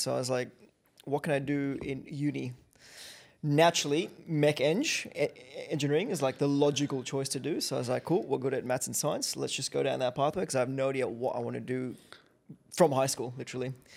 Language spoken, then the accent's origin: English; Kenya; now in Australia; I grew up in Kenya